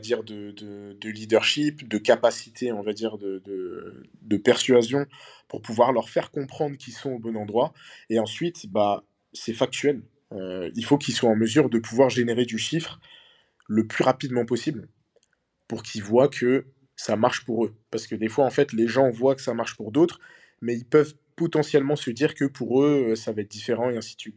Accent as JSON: {"language": "French", "country": "Senegal", "said": "moi je suis originaire du Sénégal"}